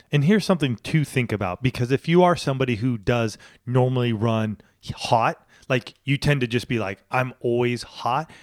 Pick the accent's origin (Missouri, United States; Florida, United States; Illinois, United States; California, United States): California, United States; also born or lived in Boulder, Colorado / Washington State; I'm a Californian. I was, I wasn't born here, but moved here at the age of one and lived here until I went to college